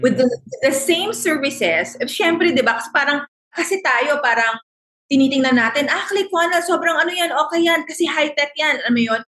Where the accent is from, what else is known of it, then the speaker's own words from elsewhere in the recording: Philippines; because we're Filipino